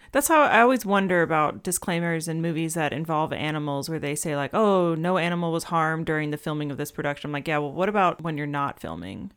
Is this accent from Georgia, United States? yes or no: yes; Atlanta, Georgia, United States; growing up in Atlanta